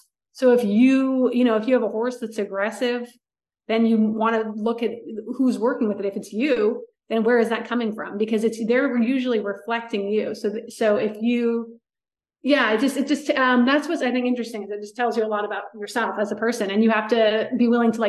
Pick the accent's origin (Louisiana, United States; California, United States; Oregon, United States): California, United States; outside of Rancho Santa Fe; also born or lived in Orange County / Los Angeles; I grew up outside of Rancho Santa Fe